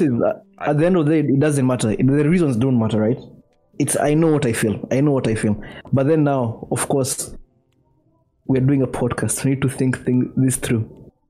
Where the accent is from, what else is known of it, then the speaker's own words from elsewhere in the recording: Nairobi, Kenya; I grew up in Nairobi as well and where my family lives in Karen